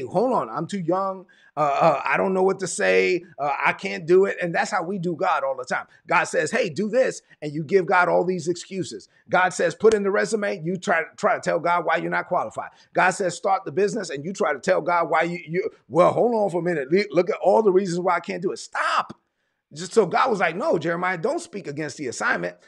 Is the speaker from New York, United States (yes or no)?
yes; New York City, New York, United States; moved away; I'm from Brooklyn